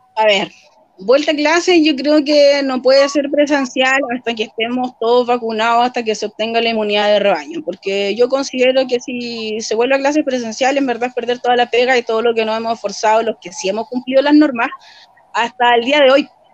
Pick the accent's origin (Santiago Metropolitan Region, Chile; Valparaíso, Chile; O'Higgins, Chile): Santiago Metropolitan Region, Chile; Talagante; also born or lived in Peñaflor; crecí en Las Palmeras, ahí viví hasta como los 16, después viví en Mayo, como fue cuando mi mamá se murió, y de ahí viví en hartos lugares en la provincia de Talagante